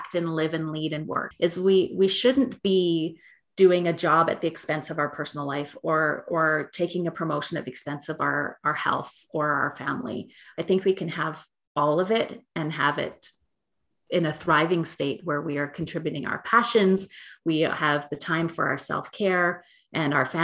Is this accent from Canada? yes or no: yes; Canada; I'm from Canada